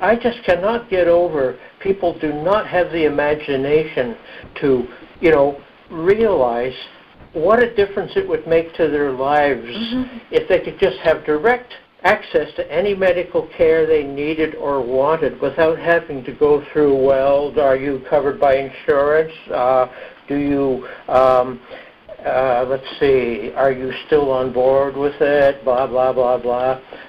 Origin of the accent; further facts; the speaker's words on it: Canada; moved away; also born or lived in Germany; growing up in Canada, but also living a couple of years in Germany